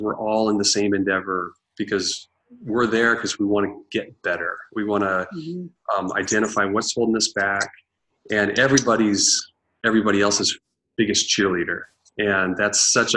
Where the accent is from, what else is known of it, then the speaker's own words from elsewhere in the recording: Eastern Oregon, United States; now in Seattle, United States; growing up in Eastern Oregon